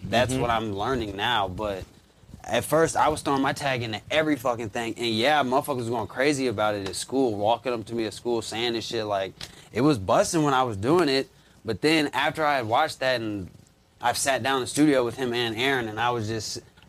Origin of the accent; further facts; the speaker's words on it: Jefferson City, Missouri, United States; Jeff City, Missouri.